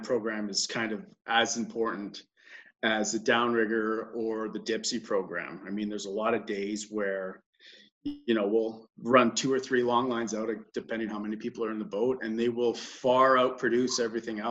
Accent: Thunder Bay, Ontario, Canada; moved away as an adult; I grew up in Thunder Bay.

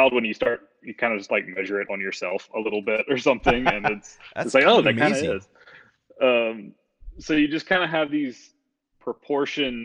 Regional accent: United States; I'm an American

